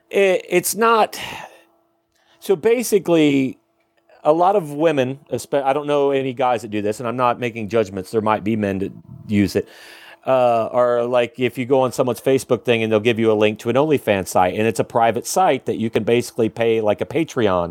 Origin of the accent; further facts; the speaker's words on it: Ohio, United States; now in Tulsa, United States; I'm from Ohio